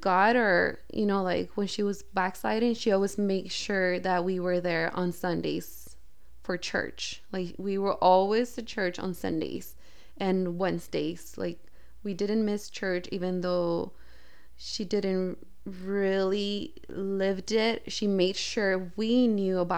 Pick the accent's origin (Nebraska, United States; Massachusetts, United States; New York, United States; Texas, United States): Texas, United States; El Paso; born there; here in El Paso, Texas. My mom and my dad were living in Dallas.